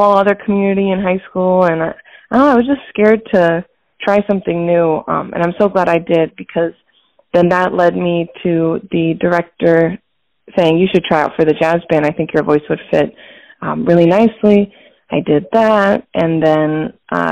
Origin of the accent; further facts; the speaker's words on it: Hudson, Ohio, United States; moved away as an adult; also born or lived in Grand Rapids, Michigan / Columbus, Ohio; now in Detroit, United States; I was born in Grand Rapids, Michigan, but my family moved when I was very young to a town in Northeast Ohio, which is where I grew up up until age 18